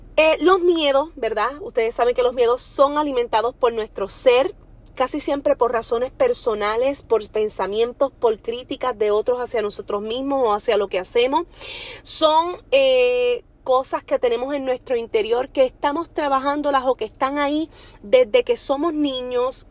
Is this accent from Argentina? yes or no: no; Orocovis, Puerto Rico; soy de Orocovis, que es un pueblo pequeño que casi todo el mundo te conoce